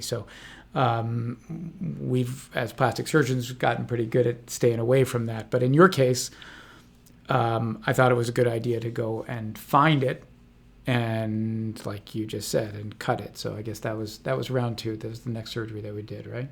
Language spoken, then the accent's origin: English; Washington, District of Columbia, United States; now in Santa Barbara, United States; I'm actually from Washington, D C